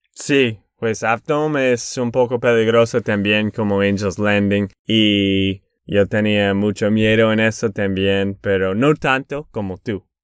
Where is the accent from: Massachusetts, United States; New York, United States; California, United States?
Massachusetts, United States; Boston; Spanish is a second language; also born or lived in Texas; Yo soy de Boston, de Massachusetts